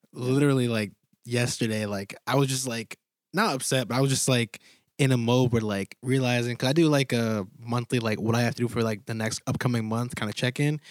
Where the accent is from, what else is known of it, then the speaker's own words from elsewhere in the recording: Connecticut, United States; moved away; I'm from Gales Fair, Connecticut, small town